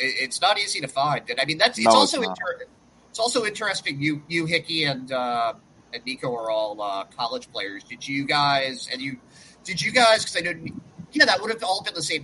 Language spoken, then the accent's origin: English; Boston, Massachusetts, United States; also born or lived in Tempe, Arizona; growing up in Boston, people say Boston's a big city